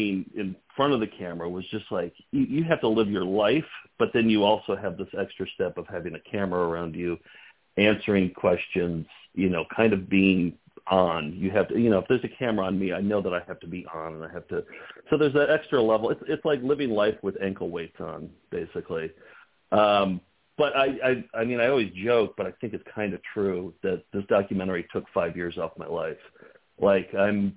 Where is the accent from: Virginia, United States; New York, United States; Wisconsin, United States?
Wisconsin, United States; I'm Midwestern. I'm born and raised in Wisconsin